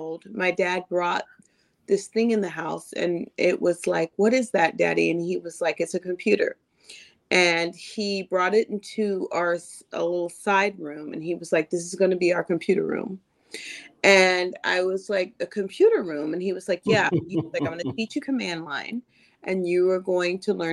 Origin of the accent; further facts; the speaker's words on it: Sacramento, California, United States; now in Los Angeles, United States; I grew up in Sacramento, but now I live in Los Angeles